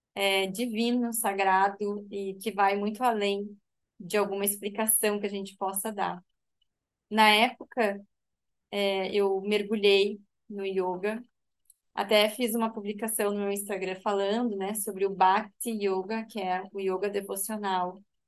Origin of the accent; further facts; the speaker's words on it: Rio Grande do Sul, Brazil; now in Santa Catarina, Brazil; É, eu sou gaúcha, mas atualmente moro em Santa Catarina.